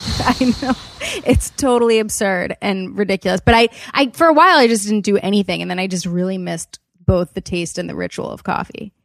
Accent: Wilmington, Delaware, United States; also born or lived in Los Angeles; I grew up in Wilmington, Delaware.

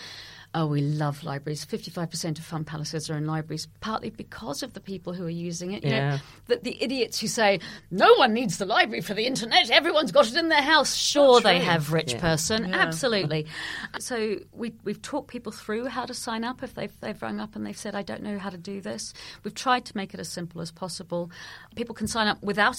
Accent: New Zealand; moved away; I grew up in New Zealand and I'm a crime writer and a theatre maker

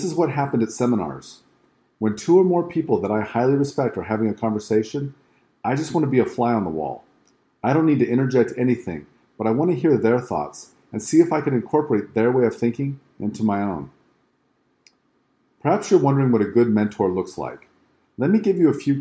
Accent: West Coast, United States; I grew up on the West Coast and lived there for most of my life, including the years through school.

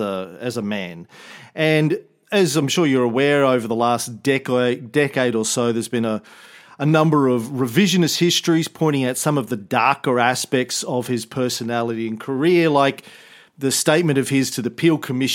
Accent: Australia; as an Australian

